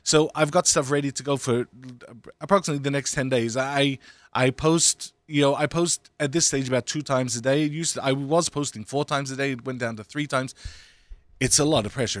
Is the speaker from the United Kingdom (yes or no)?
no; Australia; now in United States; I grew up in Australia